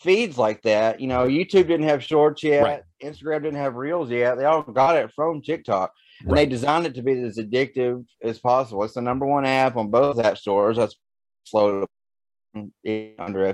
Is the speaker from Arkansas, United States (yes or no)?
yes; Arkansas, United States; my home state, Arkansas